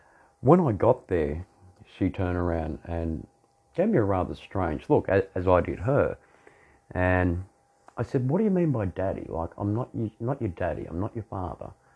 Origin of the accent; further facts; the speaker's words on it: Australia; I'm an Australian dominant male